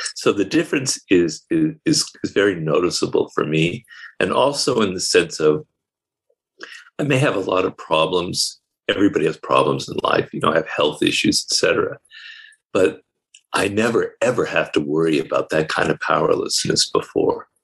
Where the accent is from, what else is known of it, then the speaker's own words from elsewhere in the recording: United States; I'm an American